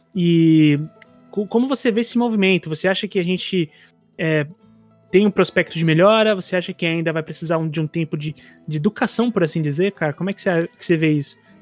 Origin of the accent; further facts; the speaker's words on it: São Paulo, Brazil; sou de Itaquera